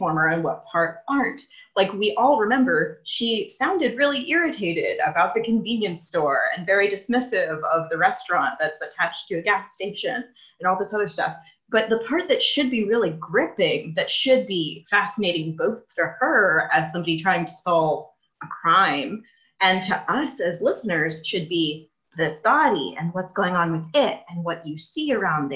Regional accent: the South, United States; I'm from the South

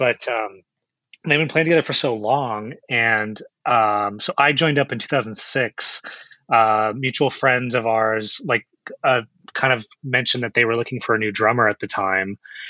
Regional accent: Chino Hills, California, United States; So I'm actually up from Inland Empire, Chino Hills is where I grew up. And so I grew up out there.

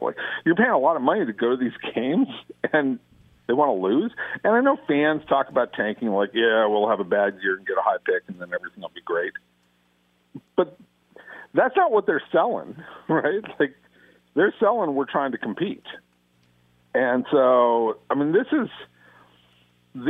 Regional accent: Los Angeles, California, United States; accent: Valley; I grew up in the San Fernando Valley, and I grew up with so many Valley boys, or Valley dudes, as we used to call ourselves.

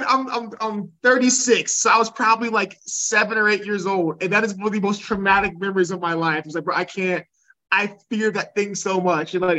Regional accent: Ohio, United States; I'm from Ohio, we used to have the Ohio State Fair, right? Like, every summer, all this shit in Columbus

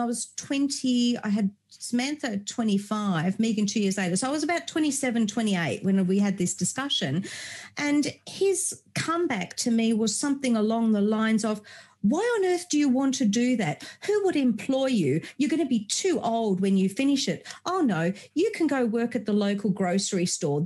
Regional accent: Germany; I was born in Germany many moons ago.

